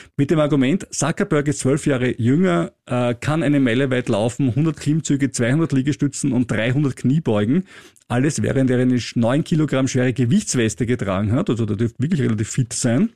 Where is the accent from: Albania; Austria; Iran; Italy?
Austria; ich als Österreicher